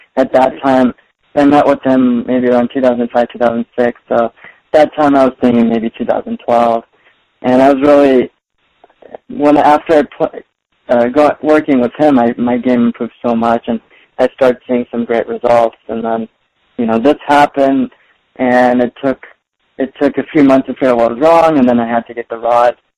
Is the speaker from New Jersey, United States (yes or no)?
no; Torrance, California, United States; I've basically been born and raised in Southern California uh, throughout my entire life.